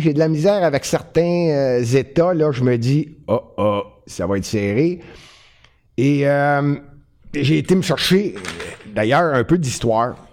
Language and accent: French; Montreal, Quebec, Canada; c'est Montréal, puis je suis Montréalais